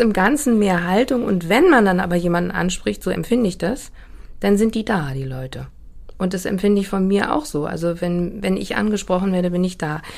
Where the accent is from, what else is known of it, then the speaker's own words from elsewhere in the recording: Hamburg, Germany; also born or lived in Hanover; Also ich bin wirklich in dieser großen Brunnenstraße aufgewachsen und habe die auch erst mit 41 äh, verlassen